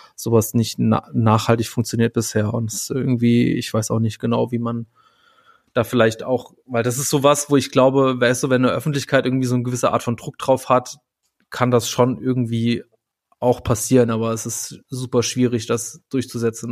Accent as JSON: {"language": "German", "region": "West Germany", "country": "Germany", "tie": "born or raised there", "said": "ich bin ja nicht im Osten aufgewachsen, sondern ich bin im Westen aufgewachsen"}